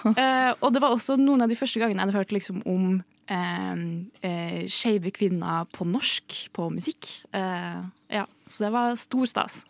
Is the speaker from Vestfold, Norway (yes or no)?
no; Trondheim, Trøndelag, Norway; jeg er fra Trondheim